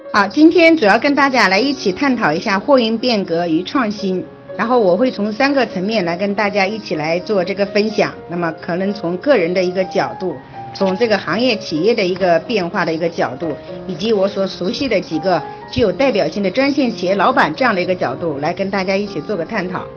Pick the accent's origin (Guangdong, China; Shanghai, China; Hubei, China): Hubei, China; Xiangyang; 我呢是来自湖北襄阳人